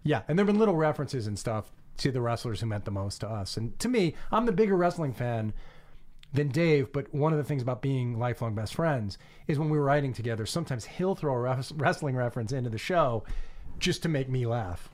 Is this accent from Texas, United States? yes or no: no; Long Island, New York, United States; as a kid growing up on Long Island